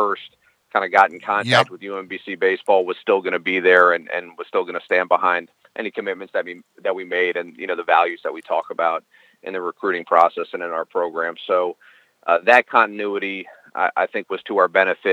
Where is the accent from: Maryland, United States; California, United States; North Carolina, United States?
Maryland, United States; Silver Spring; also born or lived in Minnesota; I'm born and raised in Maryland. I'm from Silver Spring, and I went to Blair High School